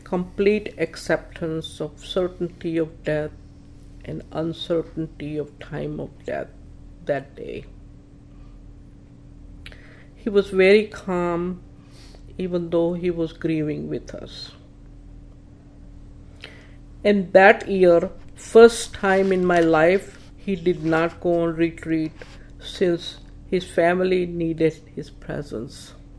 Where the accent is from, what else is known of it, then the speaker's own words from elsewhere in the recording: North India, India; now in Toledo, United States; months after I moved to Toledo, I met Shiva, now my husband, at a party. He is from South India and I am from North India. So we did not have a common Indian language. As we know, he speaks Tamil and I speak Gujarati.